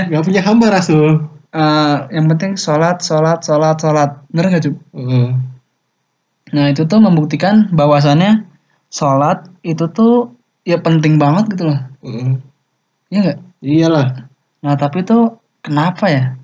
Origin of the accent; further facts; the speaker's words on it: Aceh, Indonesia; Iya gue dari Aceh dah. Da biasa sering camuk sana. Dari Aceh jauh juga coba.